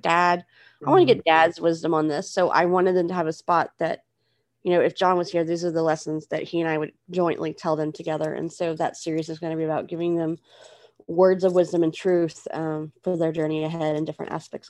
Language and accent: English; United States; as an American